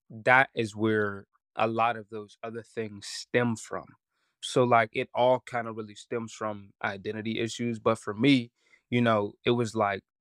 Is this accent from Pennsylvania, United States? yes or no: yes; Pittsburgh, Pennsylvania, United States; And then I'm from Homewood in Pittsburgh.